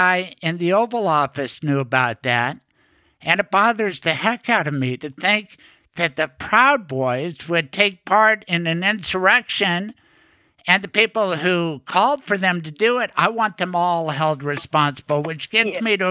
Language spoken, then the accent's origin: English; Denver, Colorado, United States; I grew up in Denver